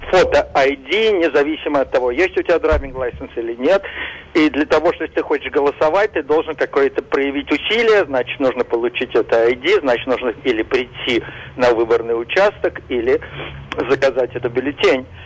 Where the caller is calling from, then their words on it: New Jersey, United States; Добрый день … я из Нью-Джерси.